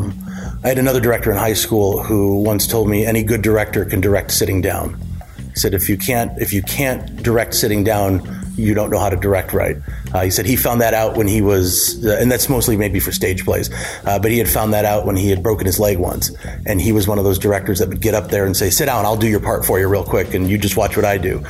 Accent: Warren, Michigan, United States; now in Clawson, United States; I was born and raised in Warren

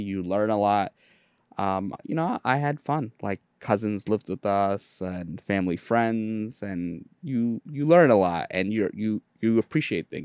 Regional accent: New York City, New York, United States; English is a second language; I'm in Jamaica, Queens. We were one of the earlier Bengali families.

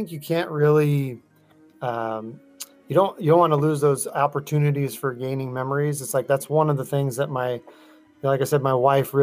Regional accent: Northern California, United States; I grew up in Northern California

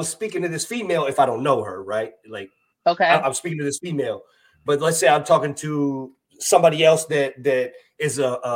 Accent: Kansas, United States; moved away as an adult; also born or lived in Washington, District of Columbia, United States; I'm originally from Kansas

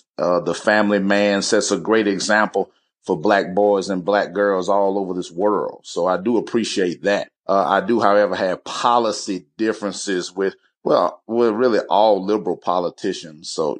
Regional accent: West Point, Mississippi, United States; Born and raised in the South, the hospitality state, the state of Mississippi

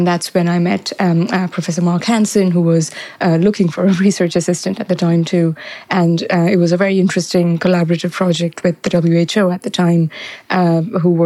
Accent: Mumbai, Maharashtra, India; I was born and raised in Mumbai, and I did my high school there.

